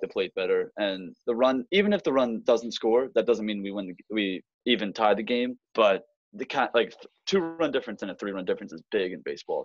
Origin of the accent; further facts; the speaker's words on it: Raleigh, North Carolina, United States; I'm from North Raleigh, North Carolina